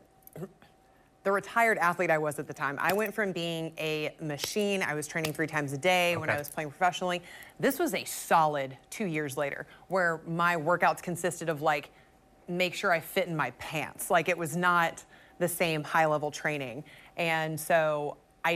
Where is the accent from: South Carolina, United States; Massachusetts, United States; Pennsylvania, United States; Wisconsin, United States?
South Carolina, United States; Rock Hill; I was from Rock Hill